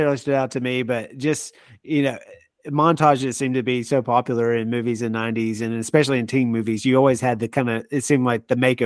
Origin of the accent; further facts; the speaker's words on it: Longview, Texas, United States; I'm from Longview, Texas, which is an East Texas town